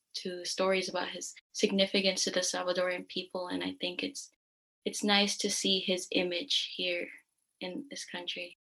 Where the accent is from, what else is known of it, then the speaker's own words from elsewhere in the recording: San Francisco, California, United States; I'm from San Francisco, California. Um, I've lived in the Bay Area my entire life